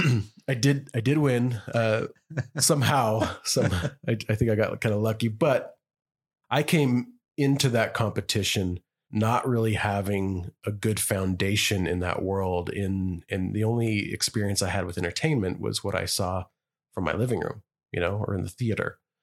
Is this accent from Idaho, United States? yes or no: yes; Idaho, United States; me and you are growing up in Idaho